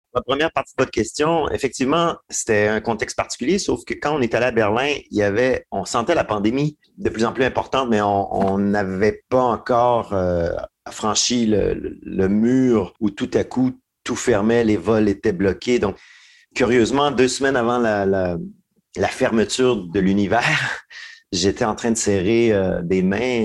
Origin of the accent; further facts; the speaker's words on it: Hull, Quebec, Canada; j'ai grandi dans l'Outaouais